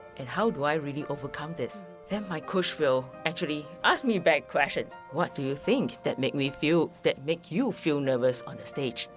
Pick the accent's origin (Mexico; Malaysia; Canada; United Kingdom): Malaysia; now in Taiwan; I'm a Malaysian